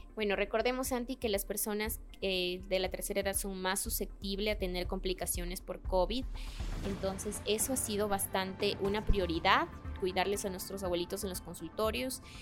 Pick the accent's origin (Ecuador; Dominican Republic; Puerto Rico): Ecuador; Babahoyo, Los Ríos; moved away as an adult; also born or lived in Guaranda; nací en Guaranda, pero crecí en Babahoyo y estudié. Y yo digo siempre que soy de Babahoyo